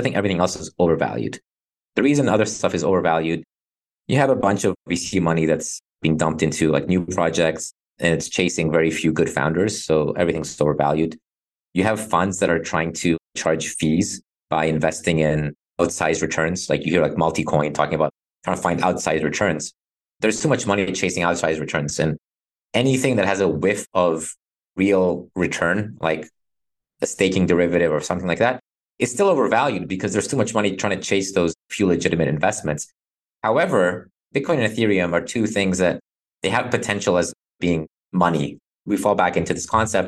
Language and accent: English; Cyprus; I'm from Cyprus.